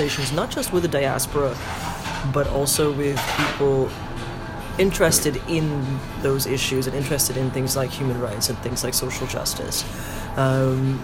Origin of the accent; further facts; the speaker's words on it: Chicago, Illinois, United States; also born or lived in Manila, Philippines; I was born in Manila and I grew up in Chicago